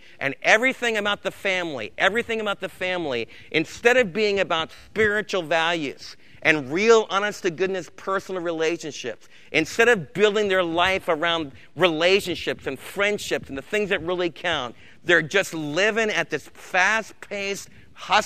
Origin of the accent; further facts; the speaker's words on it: New York, United States; moved away; where I was raised back in New York State